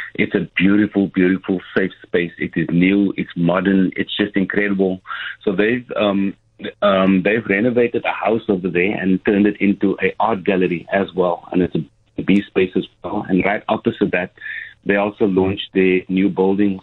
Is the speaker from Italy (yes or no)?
no; Cape Town, Western Cape, South Africa; coming from Mitchell's Plain